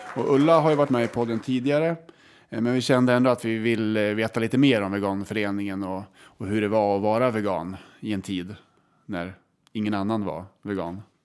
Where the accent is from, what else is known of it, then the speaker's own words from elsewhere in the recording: Kolbäck, Västmanland, Sweden; accent: Kolbäcksmålet; Och vi är från Kolbäck. Det ligger väldigt nära Hallstahammar.